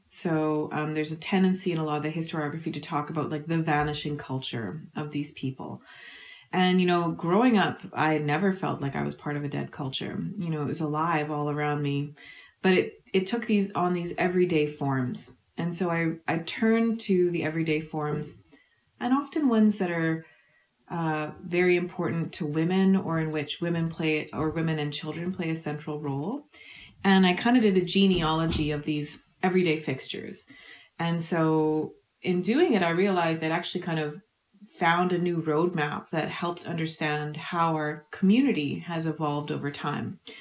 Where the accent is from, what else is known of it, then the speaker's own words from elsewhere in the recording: Manitoba, Canada; I grew up in Manitoba in a Icelandic and Scottish family